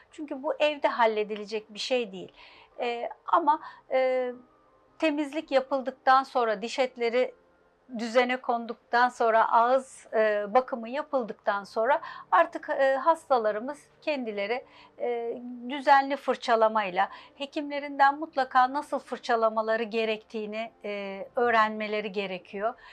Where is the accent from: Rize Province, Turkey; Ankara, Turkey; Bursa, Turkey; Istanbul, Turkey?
Istanbul, Turkey; altmış dokuz İstanbul doğumluyum. İlk orta lise, e, İstanbul, Bakırköy'de okudum.